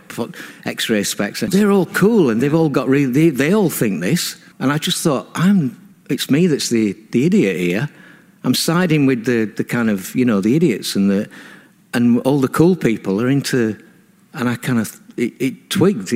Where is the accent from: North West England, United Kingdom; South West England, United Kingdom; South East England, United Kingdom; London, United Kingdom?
North West England, United Kingdom; Burnley; I was brought up in Burnley in a religious household